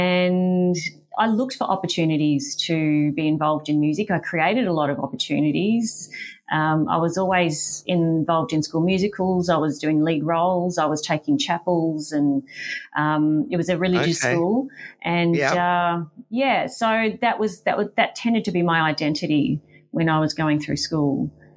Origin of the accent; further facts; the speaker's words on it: Wodonga, Victoria, Australia; also born or lived in Albury, New South Wales / Melbourne, Victoria; I was born in Albury and lived in Wodonga